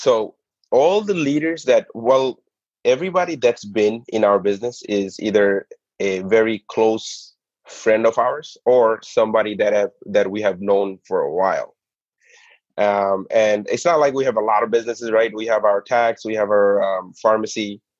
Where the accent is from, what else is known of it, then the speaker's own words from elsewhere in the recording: New York City, New York, United States; The burgers that I was used to growing up in the Bronx is Kennedy Fried Chicken, right?